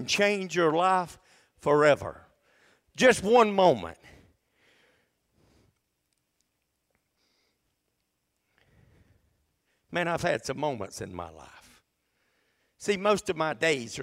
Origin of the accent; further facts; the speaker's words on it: Adel, Georgia, United States; also born or lived in Dalton, Georgia; We were so poor when we moved from Dalton, Georgia. We moved down here in 1981. My daddy went to work at a little grocery company in Adel